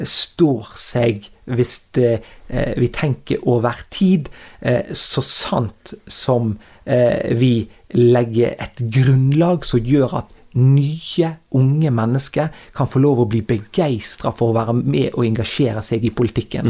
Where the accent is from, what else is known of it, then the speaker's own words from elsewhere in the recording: Strilelandet, Vestland, Norway; jeg kommer ned fra Strilalandet her